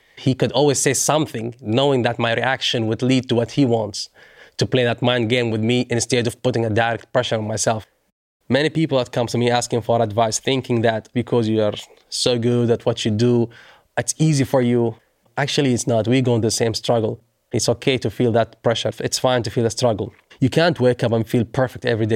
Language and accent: English; Doha, Qatar; in front of my hometown.